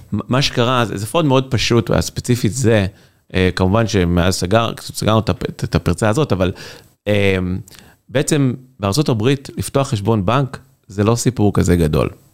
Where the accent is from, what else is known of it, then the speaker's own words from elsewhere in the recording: Kfar Ruth, Central District, Israel; moved away as an adult; now in San Francisco, United States; אנחנו מכבים רעות. אני ממושב, נקרא כפר רות, ל- ליד מקום עם רעות